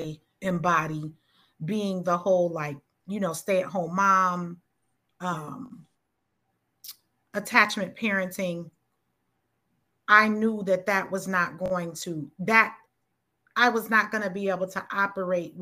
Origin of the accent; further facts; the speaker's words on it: United States; we are just American Black women.